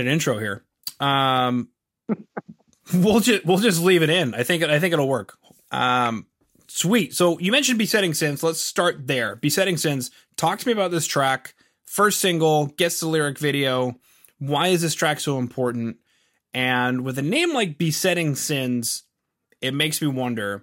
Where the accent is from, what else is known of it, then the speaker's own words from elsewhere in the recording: Canada; accent: Canadian; my thick Canadian accent